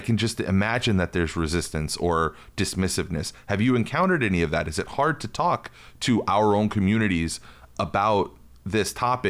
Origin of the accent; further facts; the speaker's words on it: New York, United States; I'm Puerto Rican, I grew up in New York